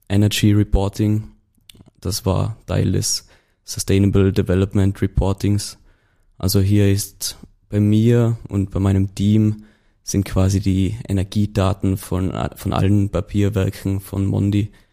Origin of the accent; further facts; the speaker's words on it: Tyrol, Austria; Also wie man vielleicht unschwer in dem Laufe der Folge noch hören wird, komme ich aus Tirol.